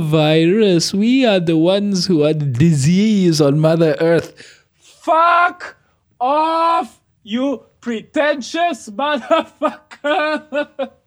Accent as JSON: {"language": "English", "country": "Malaysia", "first_language": "Malay", "said": "We're Malaysian"}